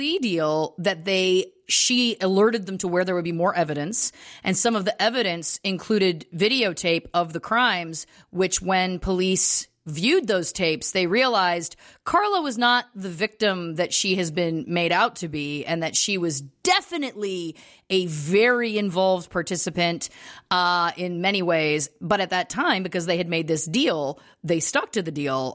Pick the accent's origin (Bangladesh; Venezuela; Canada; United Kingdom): Canada; moved away; also born or lived in Los Angeles, United States; both of us growing up in Canada.